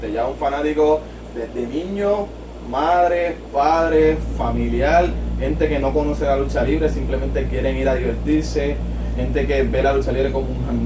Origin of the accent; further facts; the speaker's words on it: San Juan, Puerto Rico; no, realmente desde Lloret Torres, nacido y criado en Nacido y criado